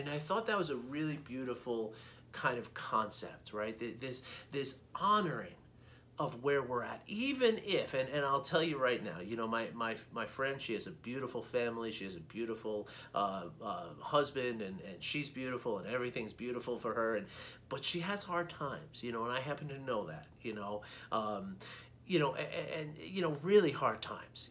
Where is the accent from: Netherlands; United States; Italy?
United States; New York City, New York; I grew up in New York City